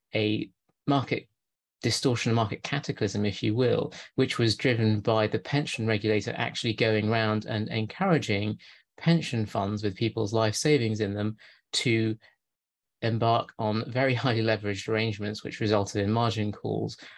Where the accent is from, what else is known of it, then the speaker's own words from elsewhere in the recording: Lancashire, North West England, United Kingdom; moved away; near my hometown in Lancashire